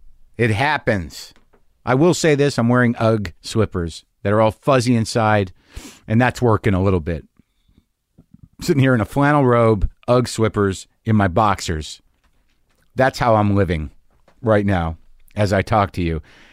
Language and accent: English; New Jersey, United States; My family is, I'm Jewish. I'm from Jersey. My family, they come from, my grandfather was from Elizabeth.